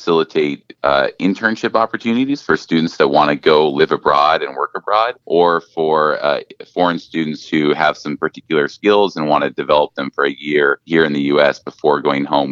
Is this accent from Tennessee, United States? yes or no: no; Whatcom County, Washington, United States; I grew up biking in Whatcom County, and so just being able to take people out on some of the same routes I grew up riding